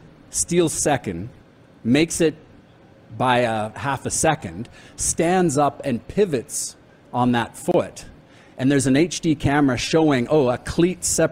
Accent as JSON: {"language": "English", "town": "Toronto", "region": "Ontario", "country": "Canada", "tie": "born or raised there", "moved": "as an adult", "lives_now": "Calgary, Canada", "said": "I was born and raised in Toronto, but I lived here longer."}